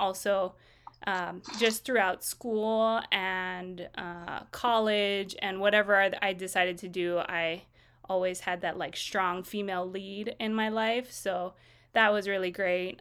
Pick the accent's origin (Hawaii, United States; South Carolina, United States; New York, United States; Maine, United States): Hawaii, United States; Kaneohe; I grew up in Kaneohe on the island of Oahu